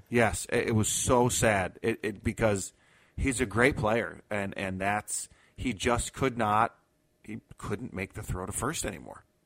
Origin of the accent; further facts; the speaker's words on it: New York, United States; moved away; I grew up in New York